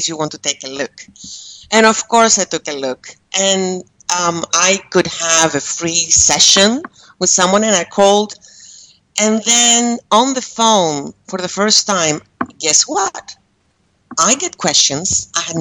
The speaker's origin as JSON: {"language": "English", "country": "Greece", "tie": "born or raised there", "also_born_or_lived": "Amsterdam, Netherlands", "moved": "as an adult", "lives_now": "Malaysia", "said": "I am Greek, and I do live in Malaysia. And I was raised in Greece"}